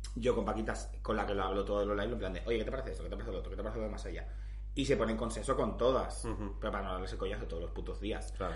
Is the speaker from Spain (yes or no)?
yes; Valencian Community, Spain; soy valenciana